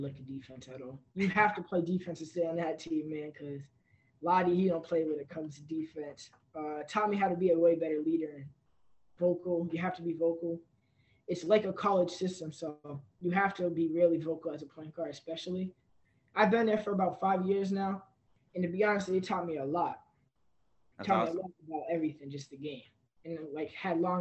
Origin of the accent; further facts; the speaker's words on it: East Providence, Rhode Island, United States; my hometown